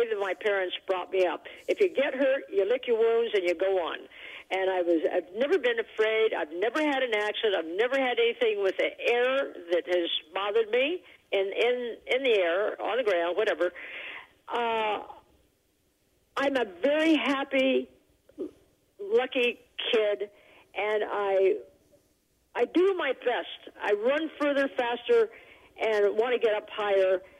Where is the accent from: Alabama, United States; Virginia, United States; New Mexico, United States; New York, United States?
New Mexico, United States; Taos; I was born in Taos